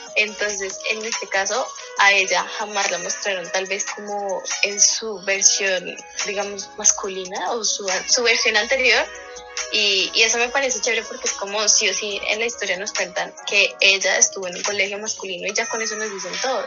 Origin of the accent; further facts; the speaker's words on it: Colombia; para nosotros como colombianos era como normal